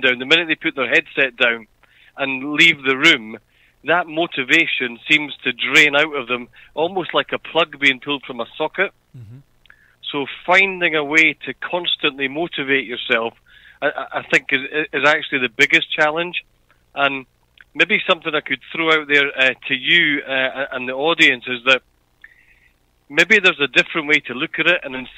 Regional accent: Edinburgh, Scotland, United Kingdom; now in Australia; I'm not from Australia. I'm from a place called Edinburgh, which is in a country called Scotland

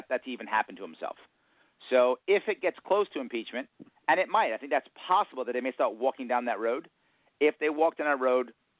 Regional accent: New York City, New York, United States; accent: New York; we are all men from Queens.

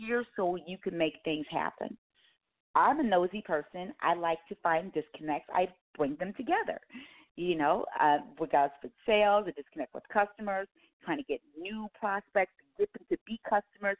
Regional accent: Chicago, Illinois, United States; moved away as an adult; also born or lived in Atlanta, Georgia; I grew up in the Chicagoland area and graduated from NIU, which is Northern Illinois University

